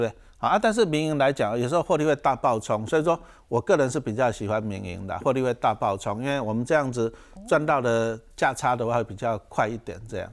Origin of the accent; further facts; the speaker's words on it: Taiwan; 我们台湾话